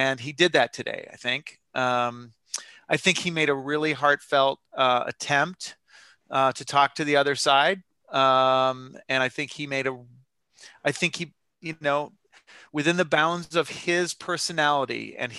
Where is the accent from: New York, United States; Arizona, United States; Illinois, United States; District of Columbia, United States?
Illinois, United States; Chicago; I'm a writer. I'm from Chicago